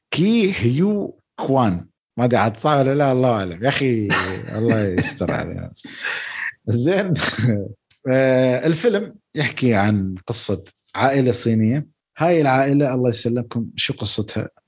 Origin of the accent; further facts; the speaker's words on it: Syria; بس انا سوري